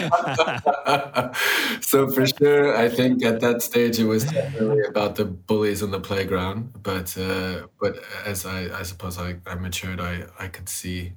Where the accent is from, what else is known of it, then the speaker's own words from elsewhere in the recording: United States; moved away; I grew up in the United States